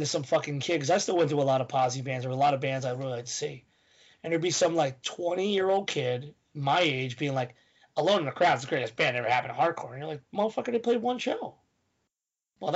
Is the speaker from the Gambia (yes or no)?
no; Philadelphia, Pennsylvania, United States